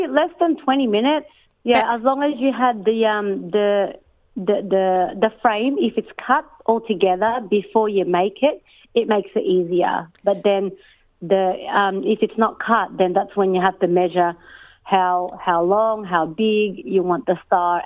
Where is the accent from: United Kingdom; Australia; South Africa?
Australia; also born or lived in Philippines; I grew up here in Australia